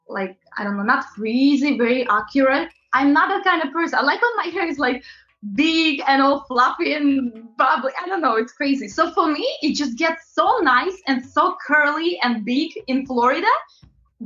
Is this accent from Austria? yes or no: no; Latvia; moved away as an adult; also born or lived in London, United Kingdom; now in New York, United States; I'm originally from Eastern Europe, very, very small country called Latvia